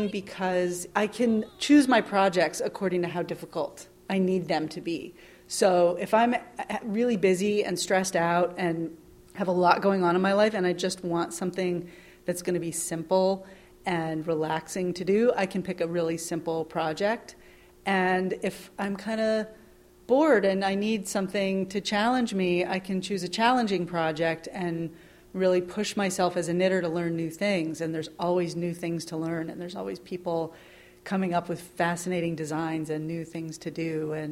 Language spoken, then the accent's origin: English; New York, United States; I'm 32. I'm from Long Island